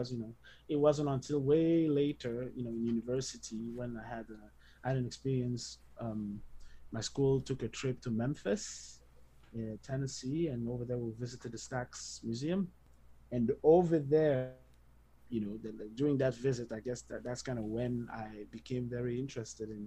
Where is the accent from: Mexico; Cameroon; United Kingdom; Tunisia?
Cameroon; moved away as an adult; also born or lived in Montreal, Canada / United States; now in Canada; I spent a few years, I think between the ages of 3 months and 6 years in Montreal, and then we returned to Cameroon when I was just turned six. And I lived there pretty much until I graduated high school.